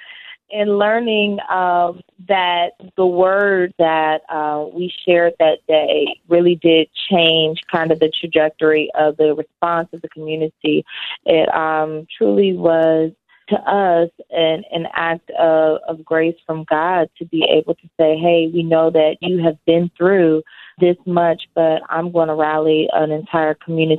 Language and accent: English; Newport News, Virginia, United States; I'm originally from Newport News, Virginia, and that is where I grew up